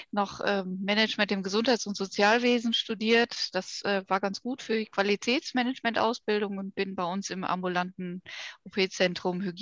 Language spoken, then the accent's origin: German; Ruhr area, North Rhine-Westphalia, Germany; Ich habe in Bochum studiert das, äh, ich komme also gebürtig äh, aus dem Ruhrgebiet, bin auch da immer geblieben.